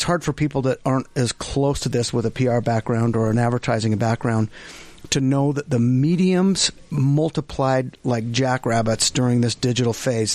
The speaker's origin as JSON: {"language": "English", "town": "Fruit Heights", "region": "Utah", "country": "United States", "tie": "born or raised there", "also_born_or_lived": "Ogden, Utah", "said": "we moved before I can even remember anything to Fruit Heights, Utah. So we lived right in Fruit Heights"}